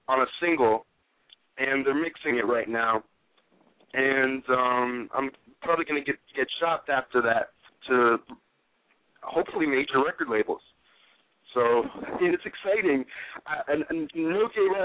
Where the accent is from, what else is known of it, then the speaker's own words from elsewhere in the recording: Connecticut, United States; moved away; I'm from Connecticut. I'm originally from Connecticut.